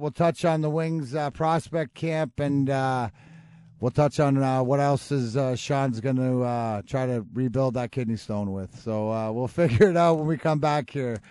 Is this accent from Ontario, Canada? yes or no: yes; Leamington, Ontario, Canada; also born or lived in Burnaby; I was born in, well, Burnaby, but I grew up in Leamington, and it's a small town.